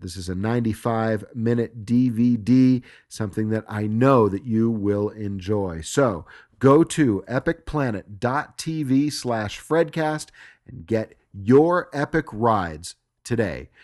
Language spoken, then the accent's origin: English; Southern California, United States; moved away as an adult; also born or lived in Los Angeles; I moved away from Los Angeles just four years ago after having lived in Southern California my entire life.